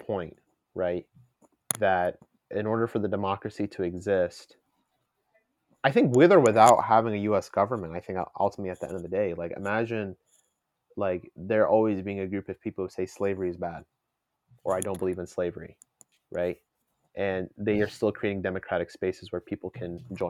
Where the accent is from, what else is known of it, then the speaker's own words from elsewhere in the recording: United States; I'm an American